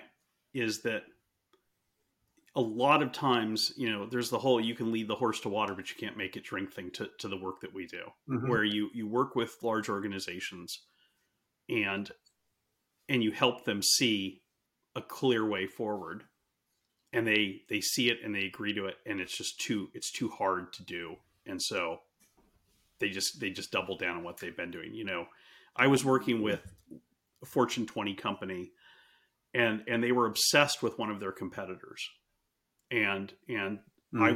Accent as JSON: {"language": "English", "country": "United States", "said": "I'm being American"}